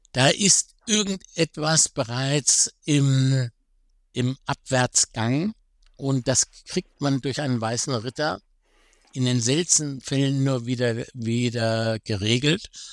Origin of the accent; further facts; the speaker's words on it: Germany; Ich bin selber Deutscher